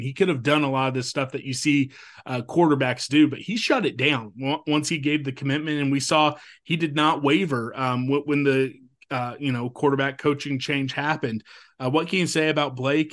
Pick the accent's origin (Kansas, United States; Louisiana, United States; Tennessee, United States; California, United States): Kansas, United States; Topeka; from my hometown, Topeka